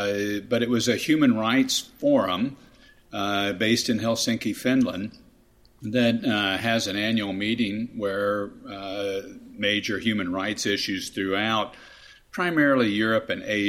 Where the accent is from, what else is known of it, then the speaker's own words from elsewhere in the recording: Kansas, United States; I was delighted to be able to serve my home state, my home people as governor